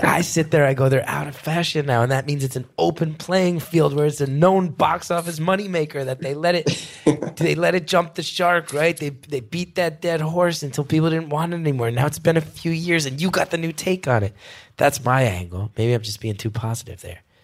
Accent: New York, United States; as a New Yorker

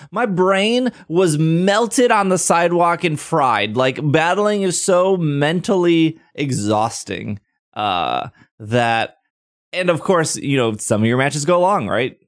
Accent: United States; as an American

